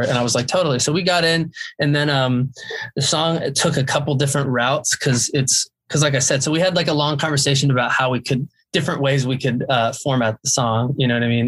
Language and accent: English; Jacksonville, Florida, United States; I'm from Jacksonville, Florida